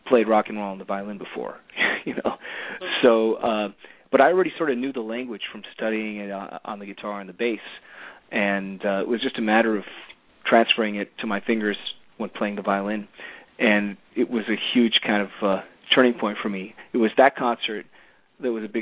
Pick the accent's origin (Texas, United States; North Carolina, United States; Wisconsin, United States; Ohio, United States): Ohio, United States; Cleveland; also born or lived in New York; So that's how I ended up growing up in Cleveland, the home of rock and roll